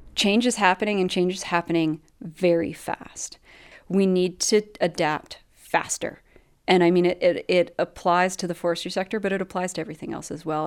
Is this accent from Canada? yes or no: yes; Canada; also born or lived in British Columbia; as a Canadian